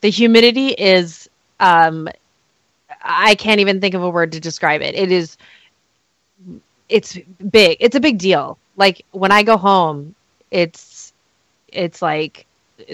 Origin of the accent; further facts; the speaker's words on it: Tampa, Florida, United States; also born or lived in Chicago, Illinois; now in Minnesota, United States; I grew up in Tampa, Florida.